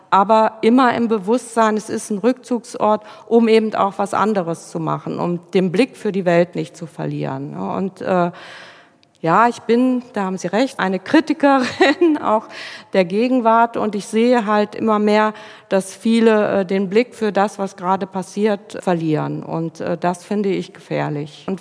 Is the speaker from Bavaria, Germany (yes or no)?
no; Rhineland-Palatinate, Germany; Gut ich komme aus der Pfalz, also ähm, da lebt man nicht unbedingt alleine. ich komme aus einem Gebiet, an dem es jeden Wochenende ein Weinfest gibt und man sich kennt auch.